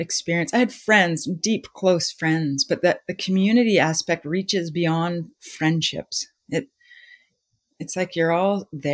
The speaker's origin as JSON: {"language": "English", "town": "Winnipeg", "region": "Manitoba", "country": "Canada", "tie": "born or raised there", "also_born_or_lived": "Vancouver", "moved": "yes", "lives_now": "Salt Spring Island, Canada", "said": "I grew up in Winnipeg and we had a cottage"}